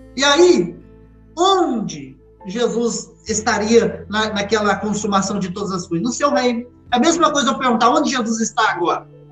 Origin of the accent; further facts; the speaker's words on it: Minas Gerais, Brazil; como um bom mineiro